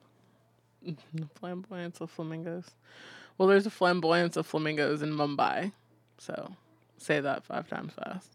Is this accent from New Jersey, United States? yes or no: no; Fredericksburg, Virginia, United States; also born or lived in Arizona; growing up in Fredericksburg